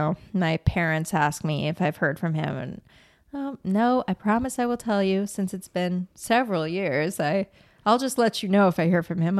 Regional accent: La Crescenta, California, United States; I grew up in La Crescenta, which is right near here.

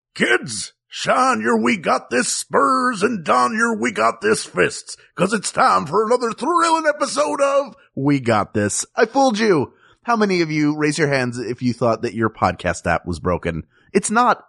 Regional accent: Philadelphia, Pennsylvania, United States; now in Los Angeles, United States; I'm from Philadelphia and live in Los Angeles

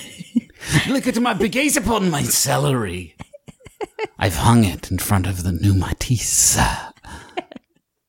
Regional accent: Huntington, United States; we grew up with one in Huntington

